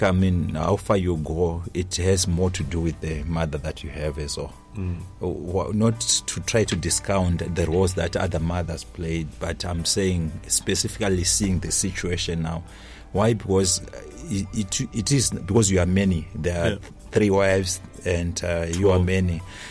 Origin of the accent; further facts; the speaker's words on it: Nyanga, Manicaland, Zimbabwe; Yes, it's okay. Nyanga South.